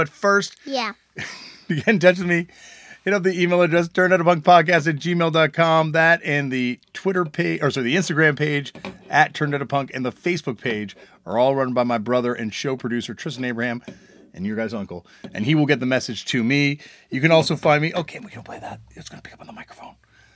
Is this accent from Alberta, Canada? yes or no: no; Toronto, Ontario, Canada; growing up in Toronto